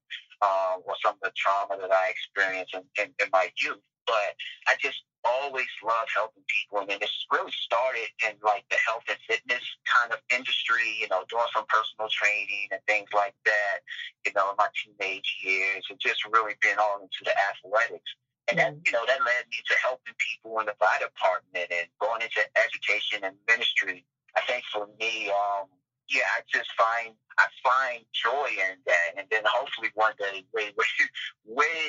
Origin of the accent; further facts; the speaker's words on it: Washington, District of Columbia, United States; moved away as an adult; also born or lived in Raleigh, North Carolina; I grew up in Washington D.C., grew up in the inner city